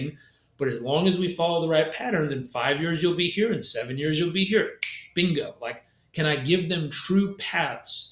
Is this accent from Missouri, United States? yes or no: no; California, United States; I grew up in California